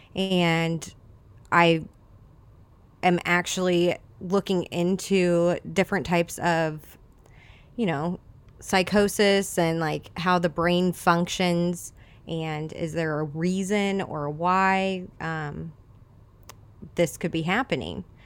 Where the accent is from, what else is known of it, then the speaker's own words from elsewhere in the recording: Edwardsville, Illinois, United States; now in Godfrey, United States; I grew up in the Edwardsville area, um, a bunch of little towns around there